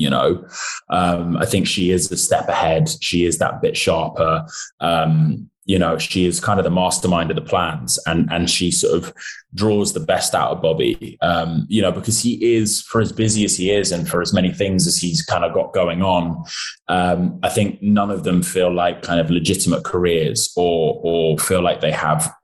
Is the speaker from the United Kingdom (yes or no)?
yes; United Kingdom; as a British actor